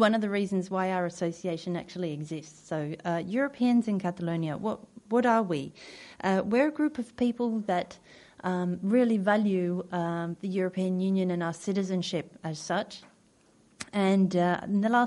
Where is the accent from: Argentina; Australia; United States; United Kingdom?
Australia; moved away as an adult; I introduced myself as a British person, but actually I grew up in Australia